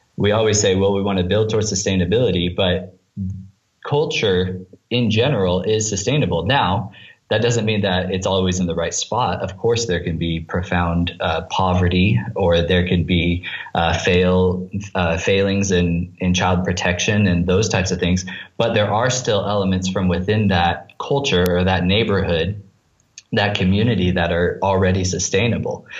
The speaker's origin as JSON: {"language": "English", "country": "United States", "moved": "as an adult", "lives_now": "Tanzania", "said": "for me as an American"}